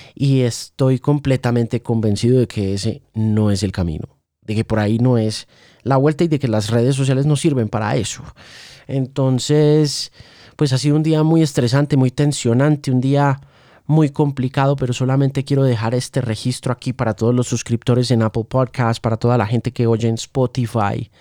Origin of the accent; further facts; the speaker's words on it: Colombia; todos los colombianos